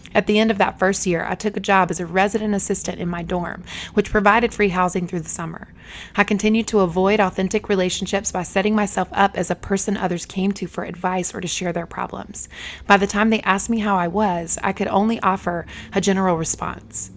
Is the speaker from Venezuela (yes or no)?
no; Eden, North Carolina, United States; moved away as an adult; Eden, the town where I was raised, had just over fourteen thousand people.